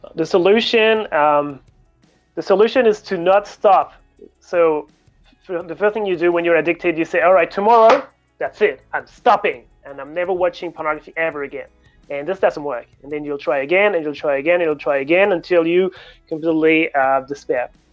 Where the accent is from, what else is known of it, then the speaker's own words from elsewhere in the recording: Paris, Île-de-France, France; moved away as an adult; also born or lived in Sydney, Australia; I'm French originally. I grew up in Paris and uh, studied physics in Paris